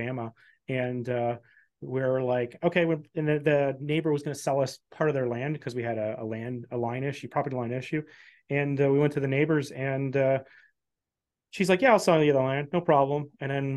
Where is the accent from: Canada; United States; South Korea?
Canada; I'm Canadian, right? I have a Canadian passport.